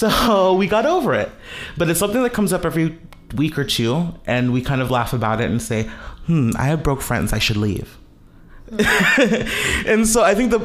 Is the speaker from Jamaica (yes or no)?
yes; Jamaica; I'm Jamaican Chinese